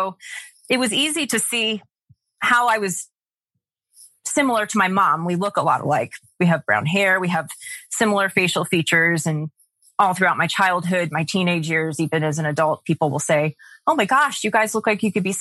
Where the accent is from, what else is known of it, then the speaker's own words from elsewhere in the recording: Atlanta, Georgia, United States; I was born in Atlanta in 1982